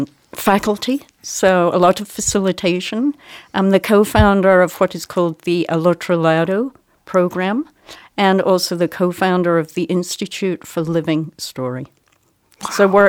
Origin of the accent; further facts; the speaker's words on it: Scotland, United Kingdom; moved away as an adult; now in New Mexico, United States; I am Scottish. I'm born and brought up in Scotland, moved here to the United States, in fact, directly to New Mexico. 27 years ago.